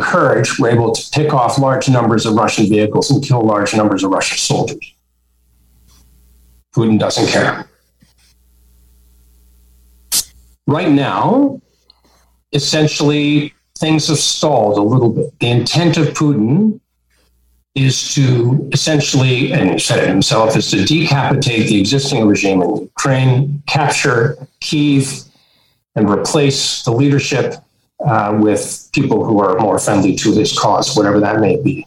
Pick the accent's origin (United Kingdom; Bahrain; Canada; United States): Canada; as a Canadian